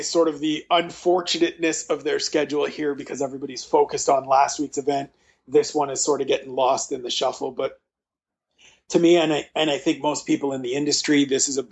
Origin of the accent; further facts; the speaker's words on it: Canada; being a Canadian